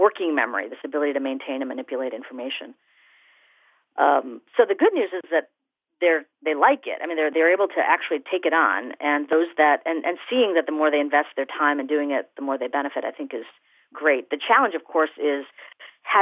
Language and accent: English; India; as an Indian woman